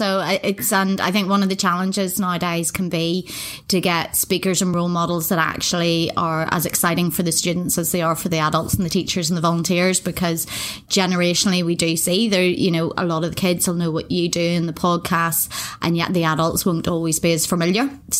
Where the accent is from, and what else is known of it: Northern Ireland, United Kingdom